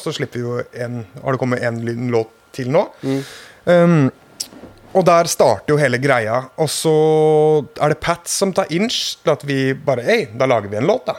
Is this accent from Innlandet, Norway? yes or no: no; Hønefoss, Buskerud, Norway; jeg har et kompisband fra min hjemby Hønefoss